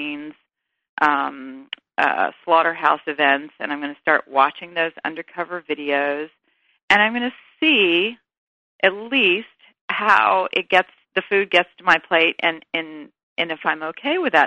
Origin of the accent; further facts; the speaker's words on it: the South, United States; I'm a girl from the South